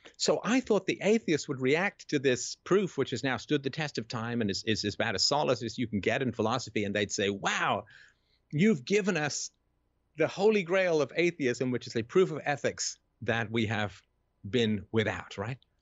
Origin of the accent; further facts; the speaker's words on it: England, United Kingdom; growing up in England in the seventies